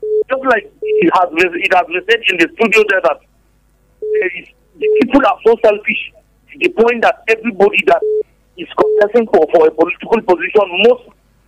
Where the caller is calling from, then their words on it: Lagos, Nigeria; I'm calling from Lagos.